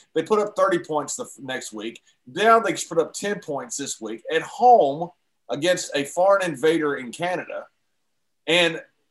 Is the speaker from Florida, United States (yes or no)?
no; Texas, United States; They just were invading my home state.